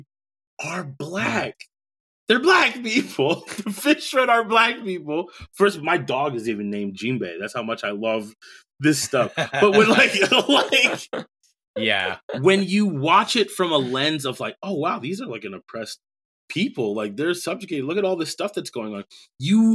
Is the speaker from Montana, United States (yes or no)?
no; Rosemount, Minnesota, United States; also born or lived in Bronx, New York; I was raised in a primarily white area, Rosemont, Minnesota